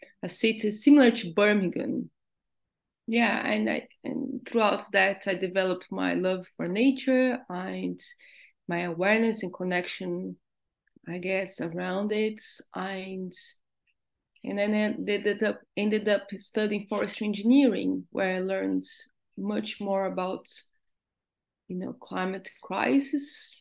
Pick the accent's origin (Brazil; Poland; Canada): Brazil; now in Devon, United Kingdom; I grew up in Brazil, in a very big city